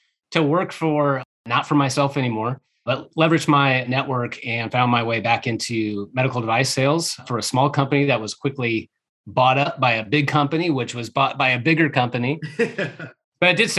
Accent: Omaha, Nebraska, United States; moved away as an adult; also born or lived in Kansas City area; now in Kansas City, United States; I grew up in Omaha, Nebraska.

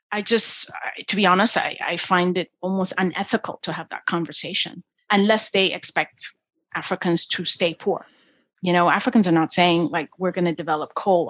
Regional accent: Ethiopia; moved away; I was born in one of the poorest countries at the time when I was born in Ethiopia

